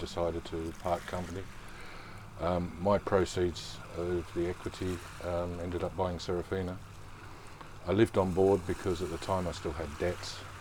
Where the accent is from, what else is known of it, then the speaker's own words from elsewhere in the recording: Geelong, Victoria, Australia; moved away as an adult; also born or lived in Fremantle, Australia; I was born and raised in Geelong, Victoria, in the fair country of Australia. Grew up there